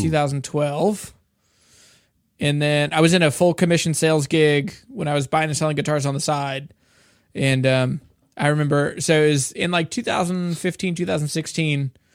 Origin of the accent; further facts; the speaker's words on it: Shenandoah Valley, Virginia, United States; also born or lived in Louisiana; I grew up in the Shenandoah Valley um, and grew up around bluegrass guitars